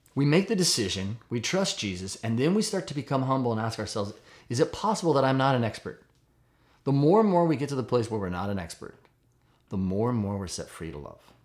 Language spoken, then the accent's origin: English; United States; I'm an American